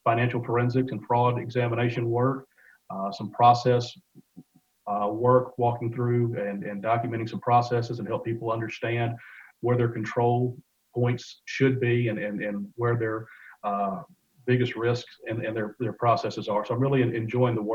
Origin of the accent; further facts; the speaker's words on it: West Monroe, Louisiana, United States; moved away as an adult; also born or lived in Atlanta; I grew up in West Monroe, Louisiana